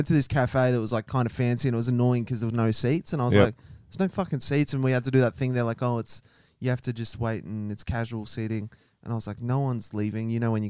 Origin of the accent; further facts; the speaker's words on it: Sweden; I'm from Sweden.